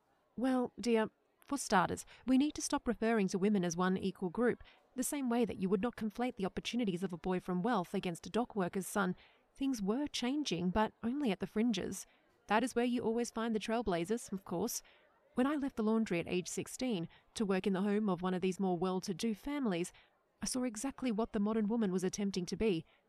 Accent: Newcastle, New South Wales, Australia; I was born in Newcastle, and I am not afraid to say when, as the students often guess my age as 70 years old, 1903 in Newcastle, 10 minutes from Nobby's Beach. As a kid, I used to love waking up to the sound of the waves

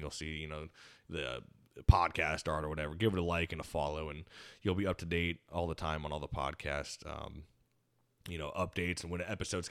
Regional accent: United States; growing up in the Quad Cities

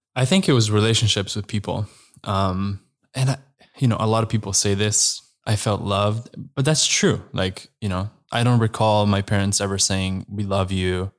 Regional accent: Slovenia; I am from Slovenia

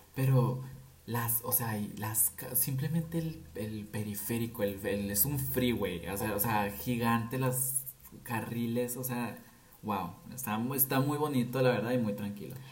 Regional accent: Nogales, Sonora, Mexico; moved away as an adult; now in Guadalajara, Mexico; soy de Nogales, perdón. No fui, soy. Pero toda mi vida estuve aquí, o sea, aquí estudié, aquí empecé a trabajar, aquí nací.

